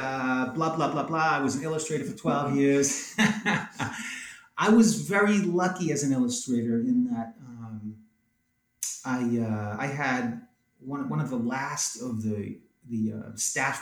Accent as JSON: {"language": "English", "region": "New England", "country": "United States", "tie": "born or raised there", "also_born_or_lived": "California / Philadelphia", "said": "I was raised in New England and went to art school in New England, got married in New England, yeah. Raising kids in New England. I'm a New England guy."}